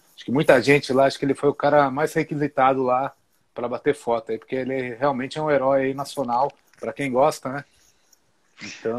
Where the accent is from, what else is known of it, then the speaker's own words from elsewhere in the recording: Atibaia, São Paulo, Brazil; Eu sou de uma cidade aqui do interior de São Paulo que chama Atibaia